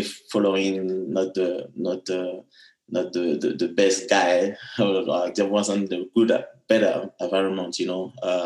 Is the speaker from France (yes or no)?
yes; France; also born or lived in Abidjan, Ivory Coast; I was born in Ivory Coast and arrived in France at the age of 7-8